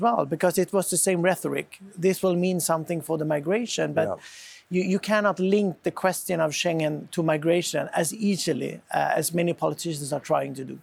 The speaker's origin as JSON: {"language": "English", "country": "Sweden", "said": "my home country in Sweden"}